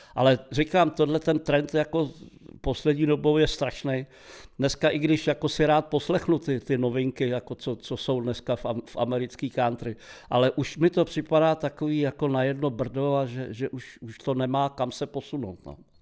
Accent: Prague, Czechia; u nás doma v Havlíčkovi tenkrát u Masarykova nádraží, a my jsme měli malý byt

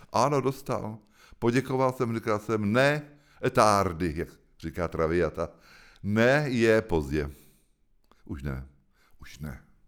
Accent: Hoštice, South Bohemian Region, Czechia; also born or lived in Prague / France; to je můj domov. Tam jsem se narodil před 70 lety a tam žiju furt

